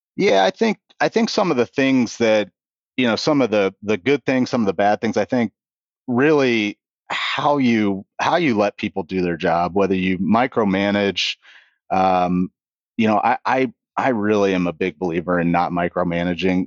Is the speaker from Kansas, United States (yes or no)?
yes; Kansas City, Kansas, United States; moved away as an adult; now in New Albany, United States; I grew up in, uh, Kansas City. I was born on the Missouri side and, and grew up on the Kansas side